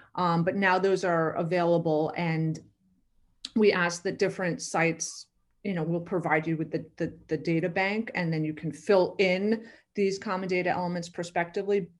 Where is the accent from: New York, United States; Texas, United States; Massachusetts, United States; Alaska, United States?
New York, United States; I am from New York originally